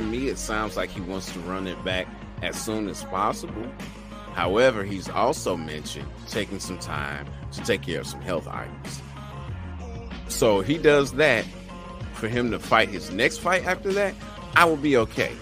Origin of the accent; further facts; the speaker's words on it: St. Louis, Missouri, United States; I'm from St. Louis, so, you know, I got the birds on back on my shirt.